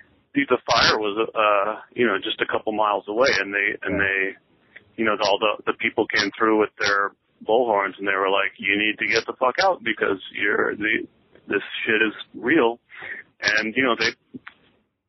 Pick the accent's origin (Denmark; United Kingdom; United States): United States; Colorado; moved away; also born or lived in Kansas; I grew up in Colorado